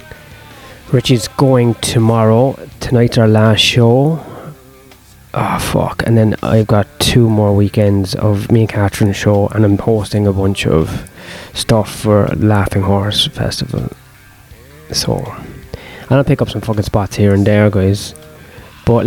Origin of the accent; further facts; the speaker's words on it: Ireland; I was born in Ireland